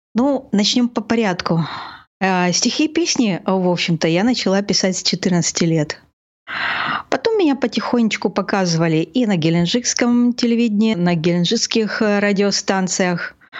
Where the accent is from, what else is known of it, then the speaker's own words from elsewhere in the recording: Gelendzhik, Krasnodar Krai, Russia; я родилась в этом городе, я его очень люблю